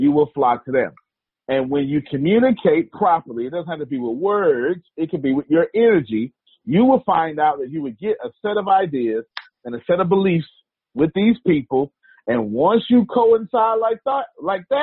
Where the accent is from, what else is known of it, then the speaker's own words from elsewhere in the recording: Texas, United States; I'm from Texas